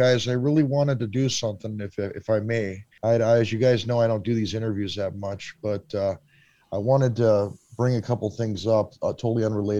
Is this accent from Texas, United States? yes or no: no; Los Angeles, California, United States; moved away as an adult; now in Kansas City, United States; I am a publicist from Los Angeles, California. I'm currently in Kansas City, Missouri